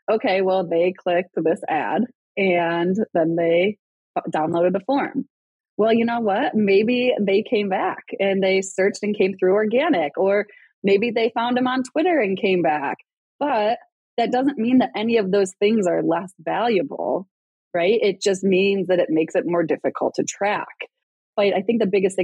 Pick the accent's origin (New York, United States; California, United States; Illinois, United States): New York, United States; Rochester; accent: Rochester accent; moved away; I grew up in Rochester, New York, and I don't know if people like know, like there's a Rochester accent